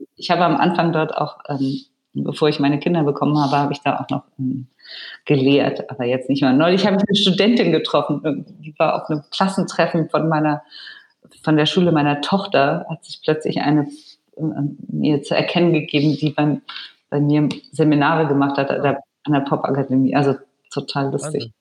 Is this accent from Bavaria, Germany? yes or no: yes; Allgäu, Bavaria, Germany; ich bin ja so ähnlich aufgewachsen da im Allgäu